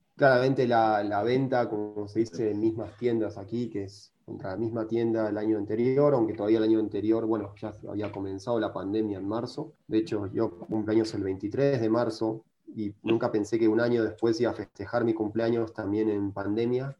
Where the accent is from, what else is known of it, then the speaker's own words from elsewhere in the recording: Argentina; moved away as an adult; now in Mexico; siendo argentino, medio argentino y arrogante